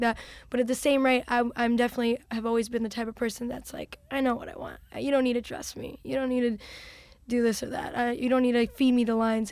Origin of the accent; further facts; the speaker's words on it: Chicago, Illinois, United States; I was from Chicago